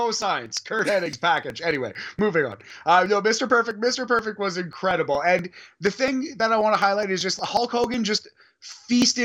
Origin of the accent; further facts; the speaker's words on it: Toronto, Ontario, Canada; I'm from Toronto, I'm Canadian